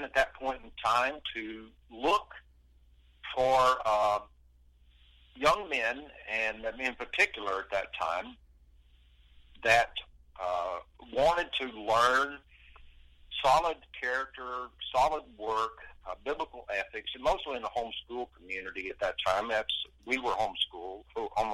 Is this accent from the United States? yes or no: yes; Lawrence County, Alabama, United States; I was born in Lawrence County, Alabama. I presently live 8 miles from where I was born and raised. I'm a country boy.